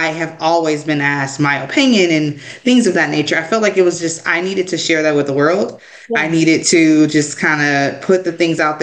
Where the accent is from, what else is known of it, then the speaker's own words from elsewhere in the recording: Milwaukee, Wisconsin, United States; now in Dallas, United States; I am originally born and raised in Milwaukee, Wisconsin. So Midwest girl